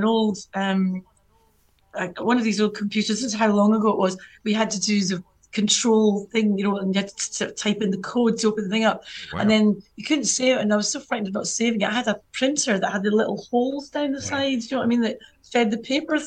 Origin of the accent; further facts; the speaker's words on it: Scotland, United Kingdom; I'm Scottish